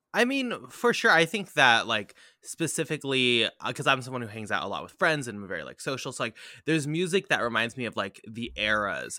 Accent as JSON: {"language": "English", "country": "United States", "said": "an identity as an American, as a dirty American"}